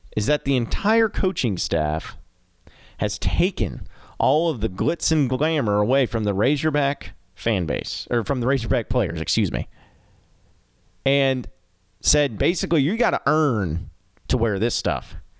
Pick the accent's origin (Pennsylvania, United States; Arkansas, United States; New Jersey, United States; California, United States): Arkansas, United States; I grew up in the state of Arkansas. I'm from Arkansas